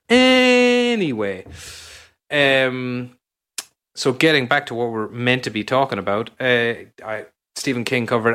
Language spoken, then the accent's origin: English; Ennis, Munster, Ireland; my hometown in Ireland, in Ennis